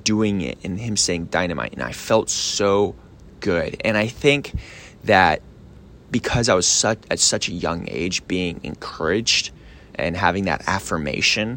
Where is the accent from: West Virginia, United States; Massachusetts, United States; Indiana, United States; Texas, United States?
Texas, United States; Richardson; also born or lived in Australia; they raised me in Richardson, Texas. I grew up being homeschooled